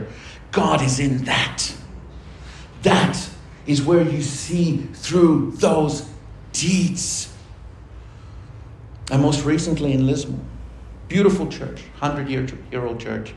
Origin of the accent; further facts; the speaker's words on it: Argentina; now in Australia; Here in Australia, I'm Argentinian. Here in Australia, I'm Latino. Do you think in my country I'm any of those things? No. In Argentina, I'm Australian